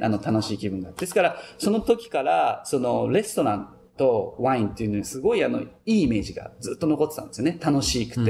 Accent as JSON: {"language": "Japanese", "region": "Tokyo", "country": "Japan", "tie": "born or raised there", "moved": "as an adult", "lives_now": "California, United States", "said": "僕はあの、東京で生まれ育って28年間で、14年前にアメリカに来た"}